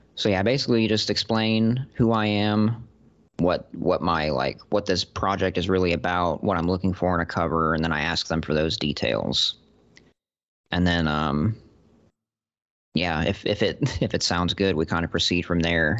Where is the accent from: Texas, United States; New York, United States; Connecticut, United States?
Texas, United States; Austin; I'm a writer from Austin, Texas.